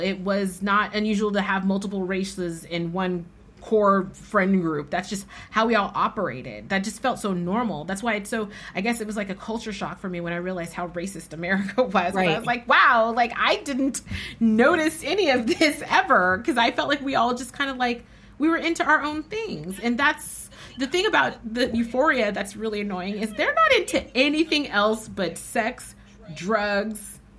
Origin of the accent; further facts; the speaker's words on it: San Francisco, California, United States; I was born and raised in San Francisco.